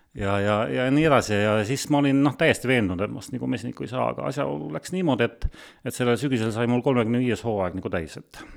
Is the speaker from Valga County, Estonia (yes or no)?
yes; Sangaste, Valga County, Estonia; ma olen tegelikult Sangasest pärit